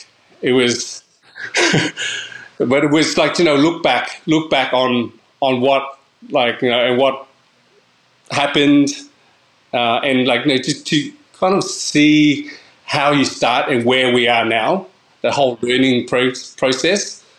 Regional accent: Canberra, Australian Capital Territory, Australia; also born or lived in Queensland; So I think Canberra was obviously, like, you know, we grew up in Canberra, lived there for 20-something

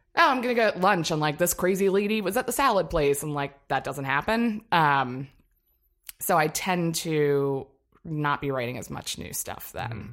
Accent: Annapolis, Maryland, United States; moved away; I'm from Annapolis, Maryland

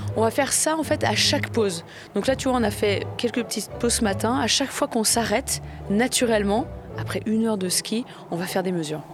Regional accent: the French Alps, France; je viens donc de France, hein, des Alpes

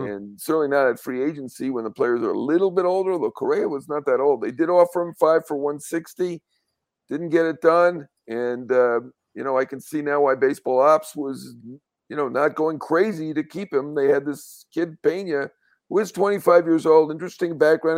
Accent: New York, United States; a New Yorker

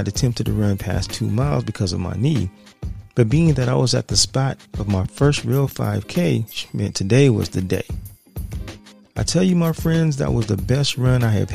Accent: San Diego, California, United States; my hometown of San Diego

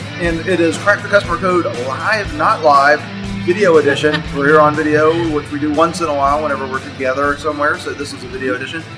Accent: Florida, United States; I'm from Florida

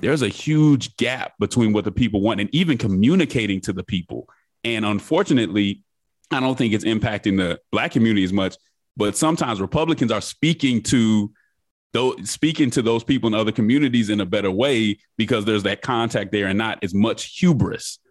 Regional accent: Denver, Colorado, United States; moved away as an adult; also born or lived in Nashville, Tennessee; now in Atlanta, United States; I grew up in Denver, Colorado

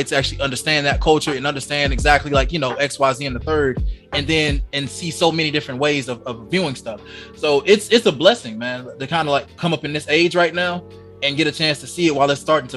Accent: Georgia, United States; I'm from Georgia. I don't know where you guys all are from around the world, but I lived in the countryside of Georgia

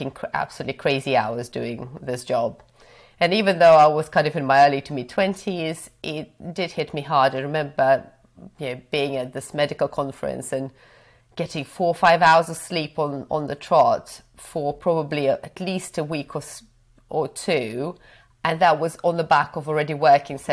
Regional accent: Belarus; also born or lived in Cambridge, United Kingdom; now in United Kingdom; So I grew up in Belarus, so I wasn't born in the UK.

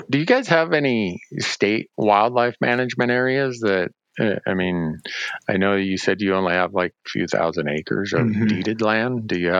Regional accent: Montana, United States; in my home state of Montana

